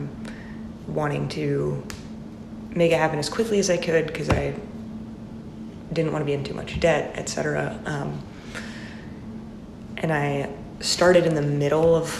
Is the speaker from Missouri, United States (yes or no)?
yes; Joplin, Missouri, United States; moved away as an adult; also born or lived in Nashville, Tennessee; now in Boston, United States; I am from Joplin, Missouri